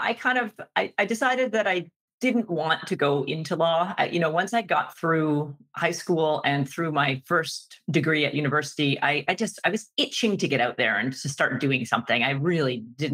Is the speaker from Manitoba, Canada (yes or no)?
no; Vancouver, British Columbia, Canada; I grew up in Vancouver, BC